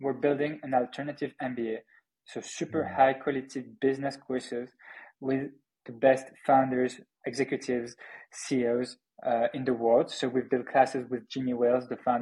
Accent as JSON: {"language": "English", "country": "France", "also_born_or_lived": "Paris, France", "accent": "French", "second_language": "English", "said": "I'm building this company from Paris, France, hence my French accent"}